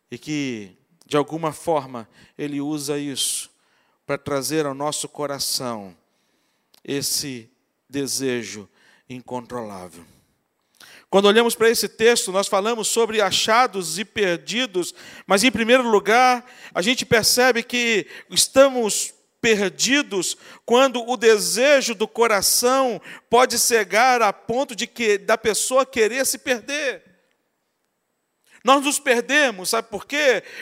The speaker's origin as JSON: {"language": "Portuguese", "region": "Espírito Santo", "country": "Brazil", "lives_now": "Rio de Janeiro, Brazil", "said": "Eu que vim do Espírito Santo para o Rio de Janeiro, para andar aqui no Rio de Janeiro sem GPS, para mim era terrível."}